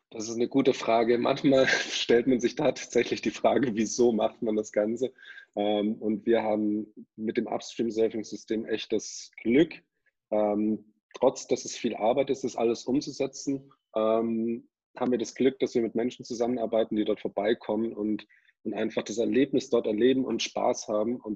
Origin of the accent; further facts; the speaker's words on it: Ulm, Baden-Württemberg, Germany; ich wollte schon immer surfen, ähm, habe aber in meiner Heimat Ulm keine wirklichen Leute gehabt, die auch daran interessiert waren.